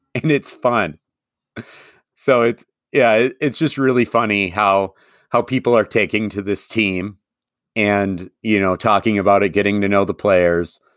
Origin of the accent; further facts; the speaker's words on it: Madison, Wisconsin, United States; I'm a Forward Madison fan, and part of the reason I am is not just the love of my hometown